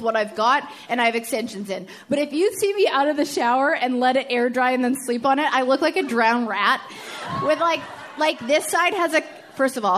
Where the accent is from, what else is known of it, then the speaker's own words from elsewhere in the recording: Edmonton, Alberta, Canada; I'm from Edmonton